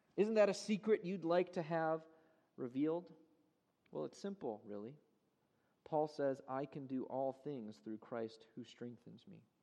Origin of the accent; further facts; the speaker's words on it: Chicago, Illinois, United States; moved away; I'm from Chicago originally. My parents still live in Chicago.